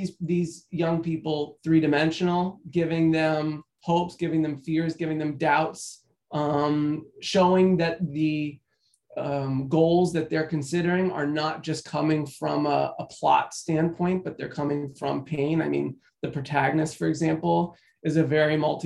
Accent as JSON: {"language": "English", "region": "Florida", "country": "United States", "tie": "born or raised there", "said": "I grew up in Florida in the 90s"}